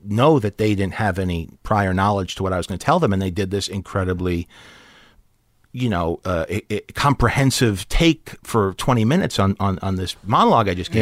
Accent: New York, United States; moved away as an adult; also born or lived in Chicago; now in Los Angeles, United States; I grew up in New York, but I moved to Chicago to chase the second city dream

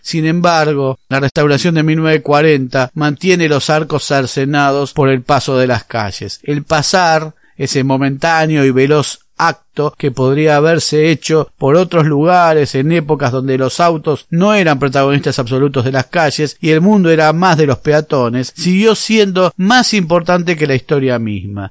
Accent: Buenos Aires, Argentina; moved away; Cuando éramos chicos y vivíamos en Buenos Aires, era seguro que un par de veces al año la escuela nos llevaba de excursión al cabildo

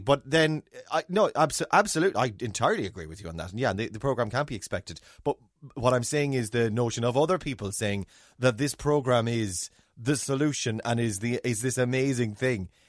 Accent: Ireland; accent: Irish; as Irish, uh, English speaking Irish people with Irish accents

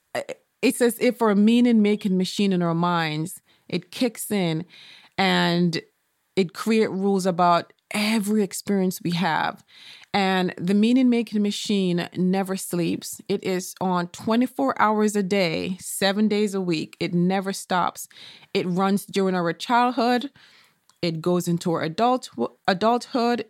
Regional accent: Jamaica; I remember when I was a child growing up in Jamaica

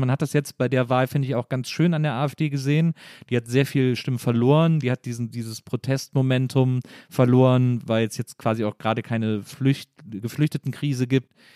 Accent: Germany; als Deutsche

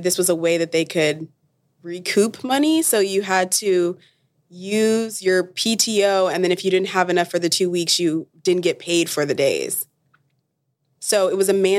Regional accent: Dallas, Texas, United States; I'm from Dallas, Texas

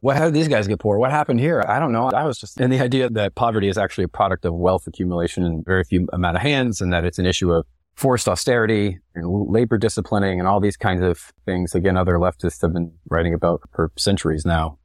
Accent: Texas, United States; moved away; I come from a pretty conservative family, which I suppose is typical of growing up in Texas as a white guy

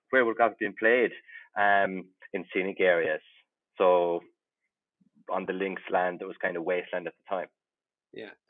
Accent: Kilfenora, County Clare, Ireland; now in near Dublin, Ireland; I'm originally from Kilfenora, where Father Ted was filmed, and where there's a great Kilfenora Céilí band, and it's about 10 minutes from Lahinch.

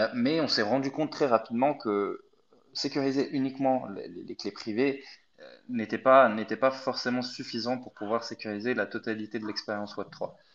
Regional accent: Egypt; moved away as an adult; now in France; je suis pas du tout français. Je suis né en Égypte, donc je suis venu en France pour faire mes études

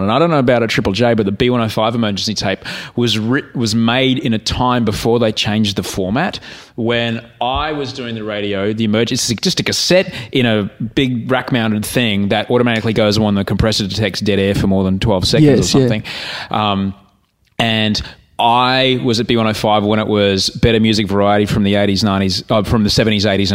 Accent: Queensland, Australia; we grew up in Queensland

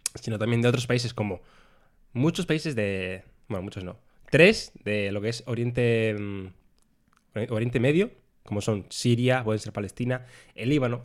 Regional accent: Dominican Republic; accent: Dominican; now in Spain; nuestro acento, nuestra forma de hablar, es la más peculiar de Latinoamérica

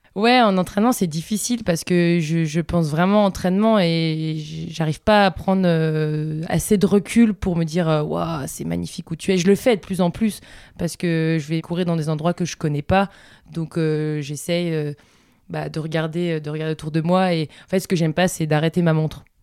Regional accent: Vosges, Grand Est, France; now in Bozel, France; je suis originaire des Vosges et j'habite maintenant depuis quelques années euh, à Bozelle.

